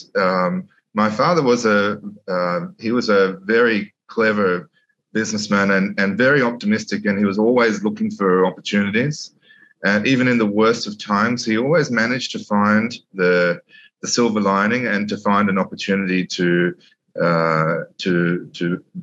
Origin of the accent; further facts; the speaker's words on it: Sydney, New South Wales, Australia; moved away as an adult; now in Dubai, United Arab Emirates; I grew up in Sydney, in the southern and eastern areas of Sydney